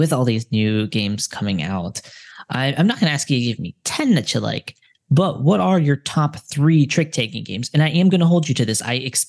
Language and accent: English; United States; moved away; also born or lived in Japan; as an American